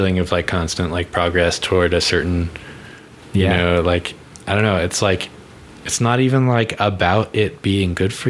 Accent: East Coast, United States; now in Colorado, United States; I grew up on the East Coast.

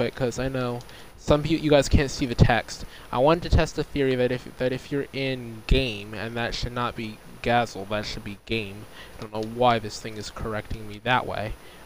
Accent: United States; the United States, my home country.

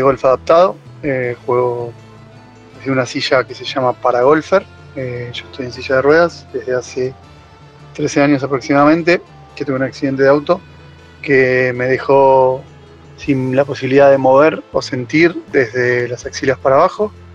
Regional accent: Buenos Aires Province, Argentina; soy de RAN en la provincia de Buenos Aires

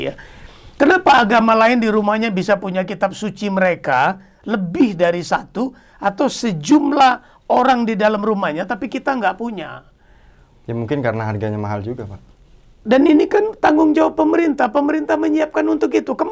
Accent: Medan, North Sumatra, Indonesia; born there; bukan Medan yang tempat kelahiran saya, tapi Bali.

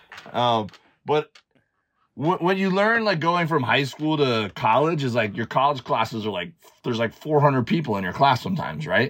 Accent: Miami, Florida, United States; moved away as an adult; also born or lived in Auburn, Alabama; growing up in Miami, like we we'd go out on boats

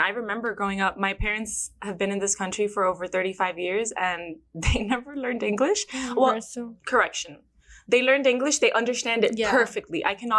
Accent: Miami, Florida, United States; accent: Miami; first language Spanish; English is a second language; Take my Miami accent.

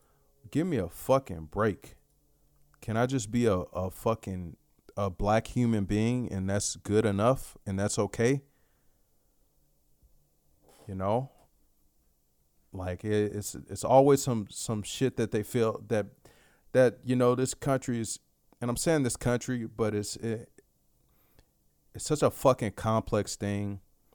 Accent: Dallas, Texas, United States; I grew up in South Oak Cliff. And for you, for those of you familiar with Dallas

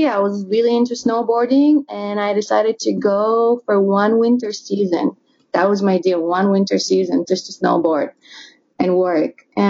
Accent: Bulgaria; English is a second language; moved away as an adult; also born or lived in Colorado; I'm originally from Bulgaria, and Mike is from Atlanta, Georgia. But we met in snowy Colorado.

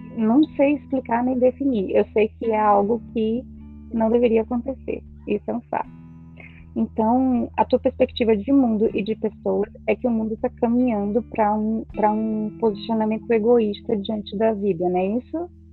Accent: Feira de Santana, Bahia, Brazil; now in Ceará, Brazil; Feira de Santana, lugar de onde eu nasci, moro no Ceará

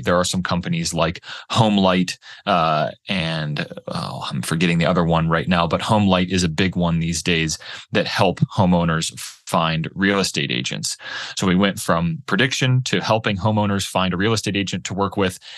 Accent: Pittsburgh, Pennsylvania, United States; moved away as an adult; also born or lived in Boulder, Colorado; my wife and I, we grew up in Pittsburgh, Pennsylvania.

